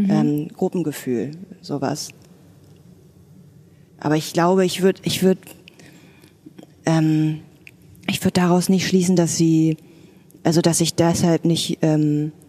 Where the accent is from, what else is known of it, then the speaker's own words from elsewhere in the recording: Berlin, Germany; Ja, also erstmal Westberlinerin, genau, meine Eltern hatten ein Restaurant